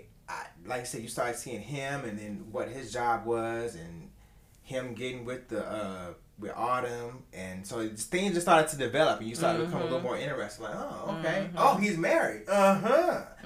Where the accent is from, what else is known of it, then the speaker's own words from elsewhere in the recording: Augusta, Georgia, United States; I've been down here all my life. So I'm from Augusta.